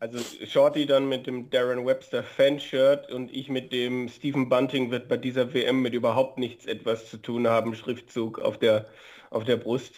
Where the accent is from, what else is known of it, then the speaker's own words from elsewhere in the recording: Germany; bei uns in Deutschland